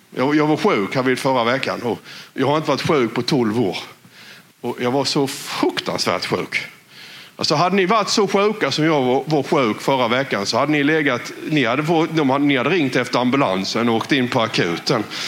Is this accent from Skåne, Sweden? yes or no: no; West Blekinge, Sweden; accent: West Blekinge dialect; på vår dialekt här vid Västblekinge